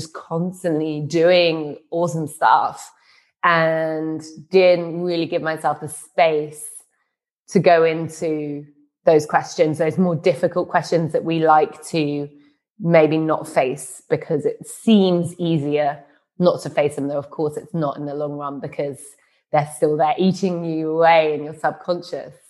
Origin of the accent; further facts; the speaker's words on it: London, United Kingdom; moved away as an adult; now in Berlin, Germany; my hometown city of London